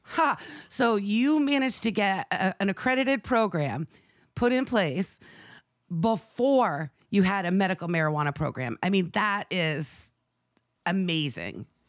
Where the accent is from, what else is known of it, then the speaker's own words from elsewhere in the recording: Maine, United States; my home state of Maine